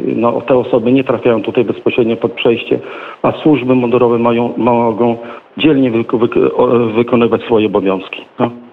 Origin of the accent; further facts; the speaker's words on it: Kuźnica, Podlaskie Voivodeship, Poland; u nas w Kuźnicy